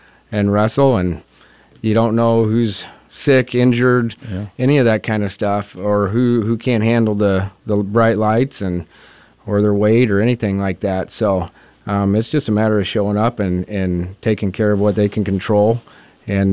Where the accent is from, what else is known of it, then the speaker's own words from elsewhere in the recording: Mullen, Nebraska, United States; I'm from Mullen and I coach